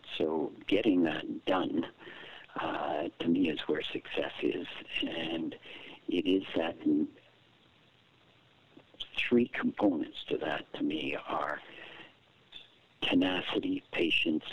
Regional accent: Toronto, Ontario, Canada; also born or lived in Trinidad / Chicago; You and I grew up in Toronto when it was a white city.

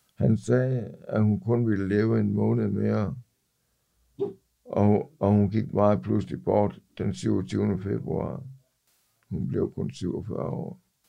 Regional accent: Ikast, Central Denmark Region, Denmark; moved away as an adult; now in Copenhagen, Denmark; Jeg er oprindeligt fra Ikast, men kom til København i oktober nioghalvfems

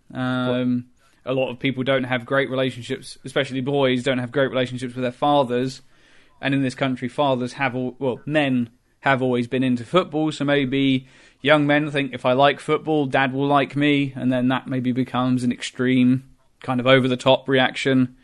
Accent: England, United Kingdom; I'm from England. I'm, you know, I'm British through and through.

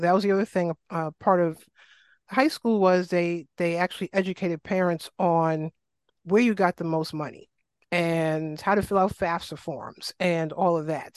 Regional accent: New York City, New York, United States; accent: New York; moved away; I grew up in South Jamaica, Queens, shout out to Southside Queens

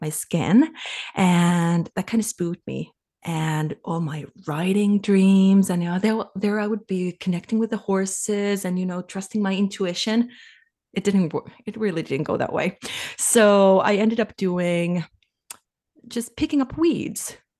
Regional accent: Finland; moved away as an adult; now in Canada; I'm from Finland, and we, we left for Canada

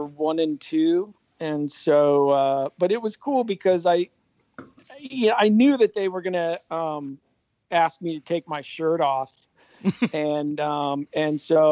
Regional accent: Ohio, United States; moved away as an adult; He was an all Ohio wide receiver from my high school

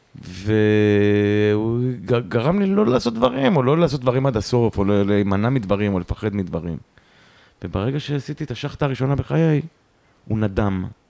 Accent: Yehud-Monosson, Central District, Israel; also born or lived in Haifa; now in Tel Aviv, Israel; נולדתי בחיפה, ומגיל שנתיים אני גר, גרתי במונוסון, במונוסון. אה, ביהוד. אה, ומגיל 20 אני בתל אביב

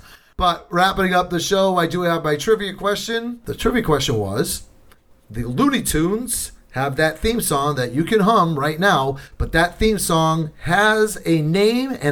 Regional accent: southeastern Massachusetts, United States; I'm from Massachusetts. I'm from southeastern Massachusetts.

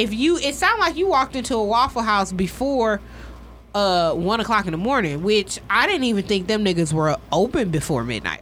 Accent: Michigan, United States

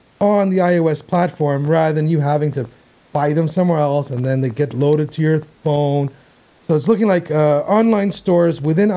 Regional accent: Canada; as a Canadian

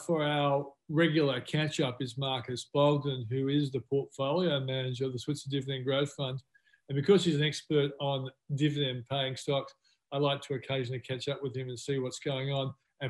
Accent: Australia; as an Aussie

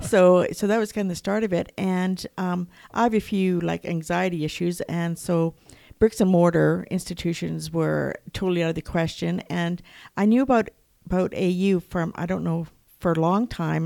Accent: Lethbridge, Alberta, Canada; I am from Lethbridge

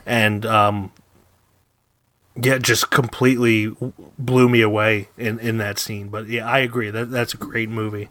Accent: Philadelphia, Pennsylvania, United States; also born or lived in Florida; we're from the Philadelphia area

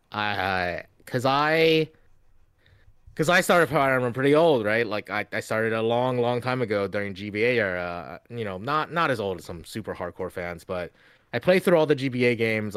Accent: Louisiana, United States; born or raised there; also born or lived in China

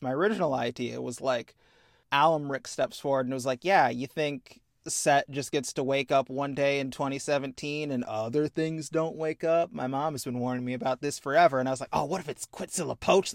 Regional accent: Midwest, United States; I'm from the Midwest

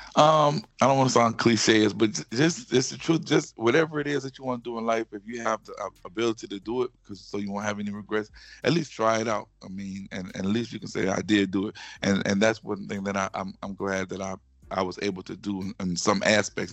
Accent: Baton Rouge, Louisiana, United States; accent: Southern; I'm from Louisiana. Um, I'm also mm-hmm. a graduate of Louisiana State University

